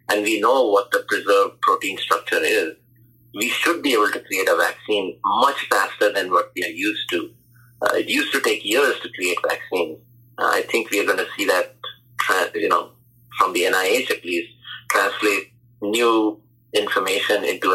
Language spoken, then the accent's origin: English; India; now in United States; I'm from India